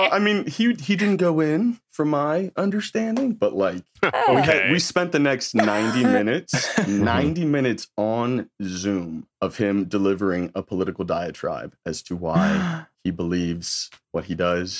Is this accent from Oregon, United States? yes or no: no; West Virginia, United States; moved away; I'm from West Virginia. Originally